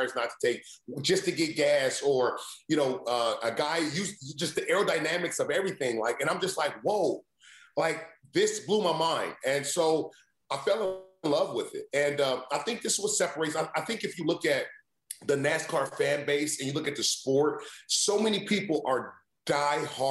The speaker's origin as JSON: {"language": "English", "region": "Indiana", "country": "United States", "tie": "born or raised there", "said": "growing up in Indiana, I mean, I played football, basketball, and I ran track."}